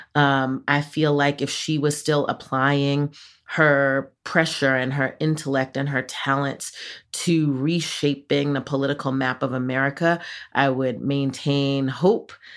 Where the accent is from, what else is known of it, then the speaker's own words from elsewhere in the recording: New York City, New York, United States; moved away; I am a real New Yorker